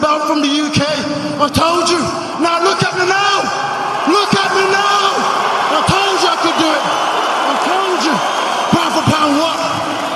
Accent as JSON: {"language": "English", "country": "Jamaica", "tie": "born or raised there", "said": "I was born in Jamaica with nothing. I live in a wooden shed, zinc roof."}